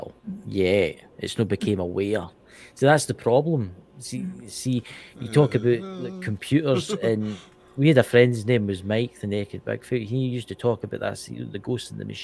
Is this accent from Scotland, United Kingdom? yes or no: yes; Scotland, United Kingdom; I'm Scottish